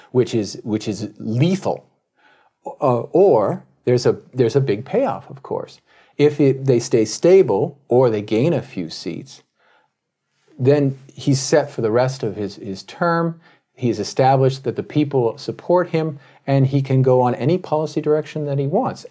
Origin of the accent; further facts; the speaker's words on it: Tokyo, Japan; my hometown newspaper, the Tokyo Shinbun